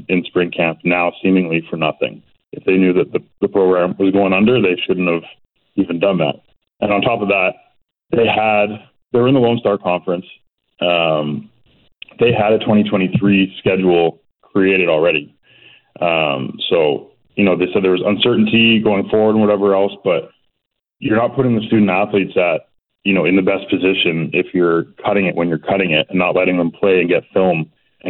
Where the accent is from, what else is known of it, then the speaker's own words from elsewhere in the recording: Burnaby, British Columbia, Canada; also born or lived in Coquitlam; I'm from Burnaby originally, literally at the bottom of Burnaby Mountain.